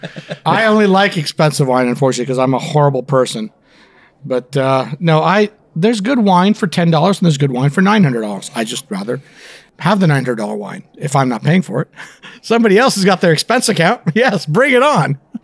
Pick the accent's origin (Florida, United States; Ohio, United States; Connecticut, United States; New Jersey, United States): Florida, United States; born or raised there; also born or lived in India / Canada